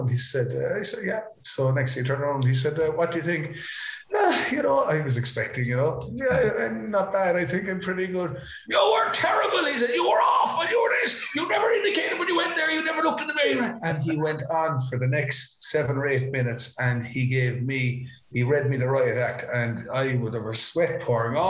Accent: Ireland; us as Irish people

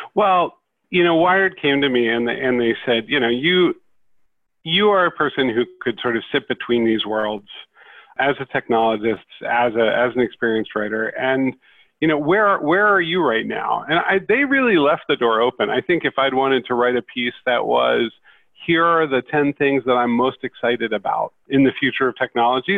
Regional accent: West Chester, Pennsylvania, United States; I grew up in Westchester, Pennsylvania, which was the home base of Commodore Computer

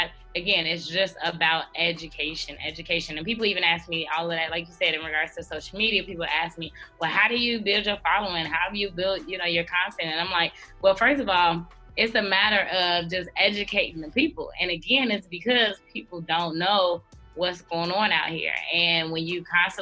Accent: Chicago, Illinois, United States; I am 27 years old from Chicago, Illinois, born and raised. I represent the South Side, born and raised.

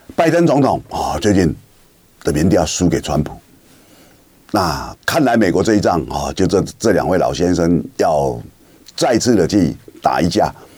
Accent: Kinmen County, Taiwan; 我们金门人最怕雾

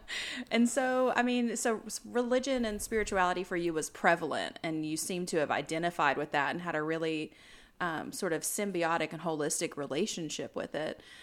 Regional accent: the South, United States; I was born and raised in the South

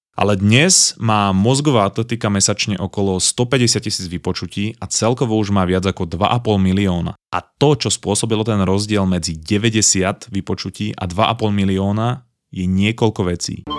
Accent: Slovakia; moved away as an adult; now in Vancouver, Canada; som v skutočnosti zo Slovenska

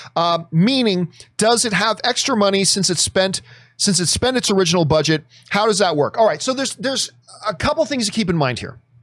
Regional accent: Hamilton, Ontario, Canada; my hometown of Hamilton

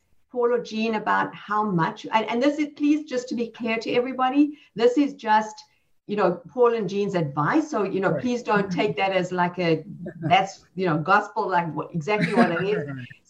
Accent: South Africa; moved away as an adult; now in United States; I came here 20 years ago. I had two little children. I came from South Africa.

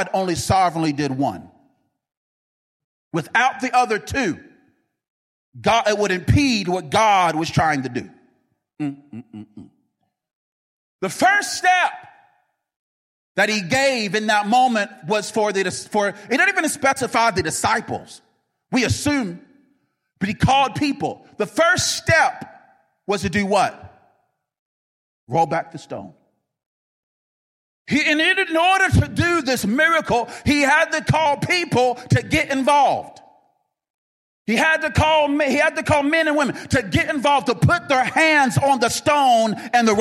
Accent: North Carolina, United States; I'm from North Carolina, and we say you're holding up a front.

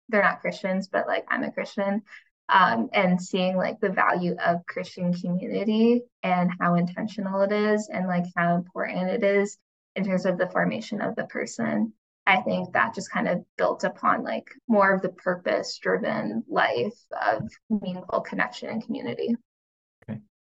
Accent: United States; growing up in the States

